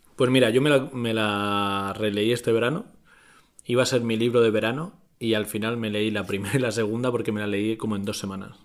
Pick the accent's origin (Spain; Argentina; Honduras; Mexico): Spain; Murcia, Region of Murcia; soy de Murcia y en Murcia no se dice la S.